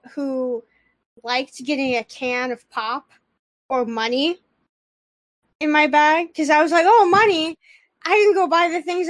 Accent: Northwest Indiana, United States; I grew up in Northwest Indiana. It was like a 5-minute drive from the Illinois border.

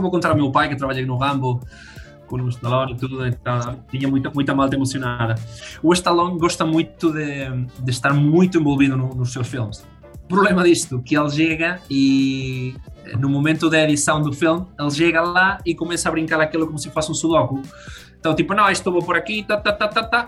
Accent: Madrid, Community of Madrid, Spain; Portuguese is a second language; moved away as an adult; now in Braga, Portugal; já sou quase adotado, adotado português morei toda a vida em Madrid, mas bom, ao final uh, mudámos tudo para, para Braga

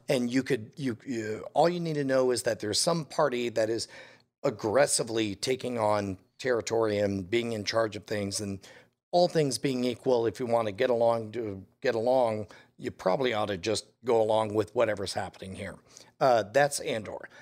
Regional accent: United States; as an American

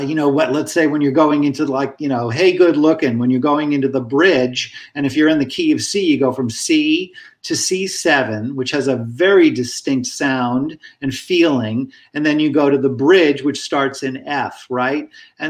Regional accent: Hawaii, United States; damn it, you know, I'm from Hawaii. I should be able to play this instrument.

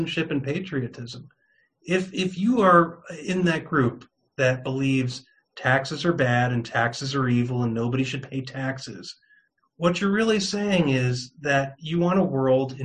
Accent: New York, United States; moved away as an adult; also born or lived in California / Raleigh, North Carolina; now in Arizona, United States; I'm born and raised in New York, just outside of New York City

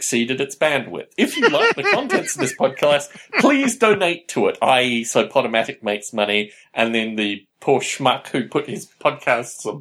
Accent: Canberra, Australian Capital Territory, Australia; in Canberra, Australia, my hometown

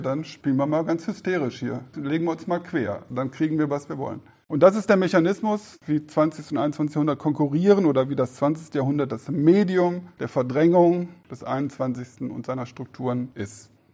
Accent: Germany; als Deutsche

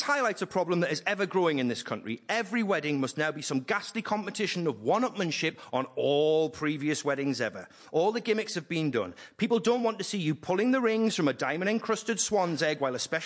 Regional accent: Newcastle upon Tyne, North East England, United Kingdom; Newcastle, where I'm from.

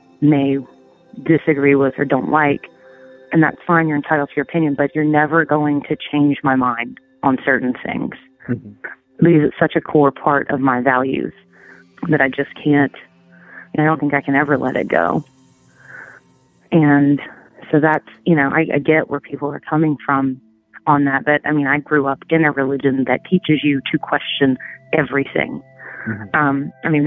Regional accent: Tennessee, United States; here in Tennessee

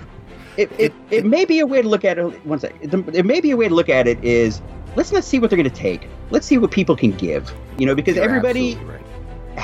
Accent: California, United States; also born or lived in Illinois; When I was a kid, I grew up in Illinois. We didn't move to California until I was in the fourth grade

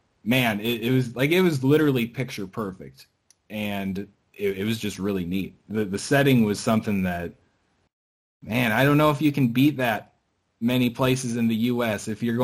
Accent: South Dakota, United States; also born or lived in Arizona; now in Phoenix, United States; growing up in South Dakota and then moving to Arizona

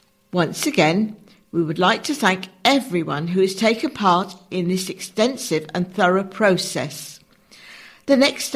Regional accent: Oxford, South East England, United Kingdom; get back to the successes I remember growing up in Oxford in the 1980s.

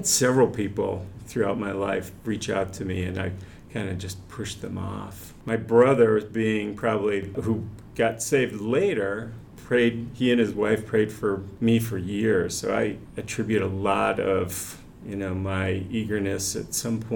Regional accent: Finger Lakes region of New York, United States; moved away; also born or lived in Cleveland Heights, Ohio; I grew up in the Finger Lakes region of New York

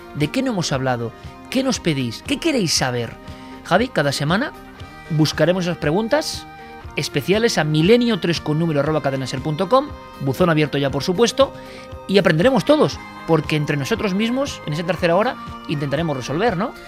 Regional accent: Spain; en nuestro país

